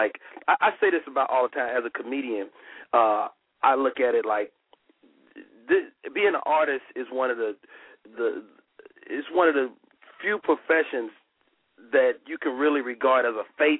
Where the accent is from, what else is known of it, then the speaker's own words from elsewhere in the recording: Chicago, Illinois, United States; I'm from Chicago